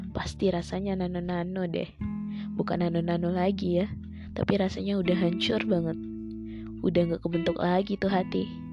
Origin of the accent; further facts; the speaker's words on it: Bukittinggi, West Sumatra, Indonesia; Aku dari Bukit Tinggi